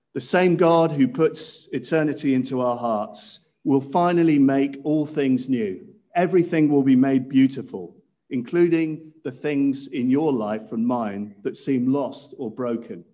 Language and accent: English; Cirencester, South West England, United Kingdom; when I was growing up in Cirencester Baptist Church